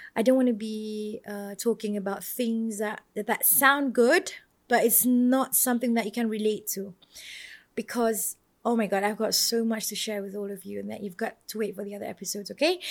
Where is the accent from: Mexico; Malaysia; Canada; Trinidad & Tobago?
Malaysia; I'm from Malaysia.